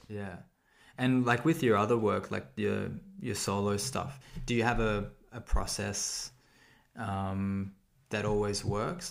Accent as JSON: {"language": "English", "town": "Sydney", "region": "New South Wales", "country": "Australia", "said": "I'm from Sydney"}